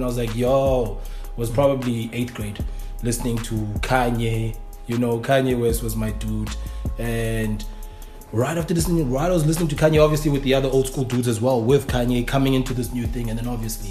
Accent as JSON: {"language": "English", "town": "Cape Town", "region": "Western Cape", "country": "South Africa", "said": "we're from Cape Town, which is the mecca of South African hip hop"}